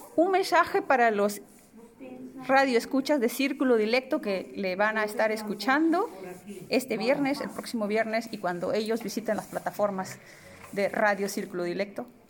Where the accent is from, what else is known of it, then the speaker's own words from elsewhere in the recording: Peru; now in Amsterdam, Netherlands; nuestro país es un país muy rico